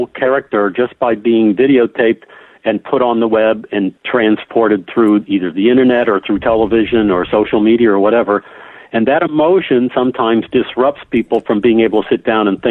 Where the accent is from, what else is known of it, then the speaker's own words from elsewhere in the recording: Champaign, Illinois, United States; I grew up in Champaign, Illinois